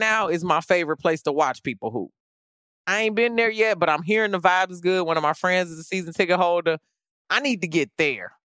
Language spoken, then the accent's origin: English; Chicago, Illinois, United States; I grew up in Chicago during the Michael Jordan era